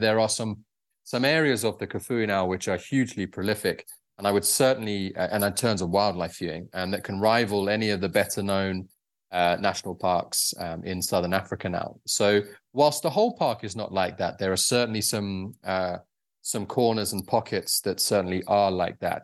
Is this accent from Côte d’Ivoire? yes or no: no; United Kingdom; moved away; also born or lived in Zambia; I'm actually from the UK originally